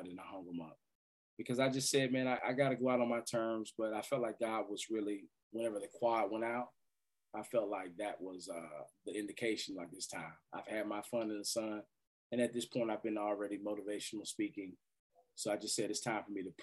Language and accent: English; Winston-Salem, North Carolina, United States; my hometown of Winston-Salem